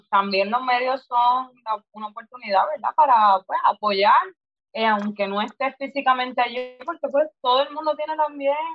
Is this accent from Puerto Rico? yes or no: yes; Puerto Rico; como buen boricua.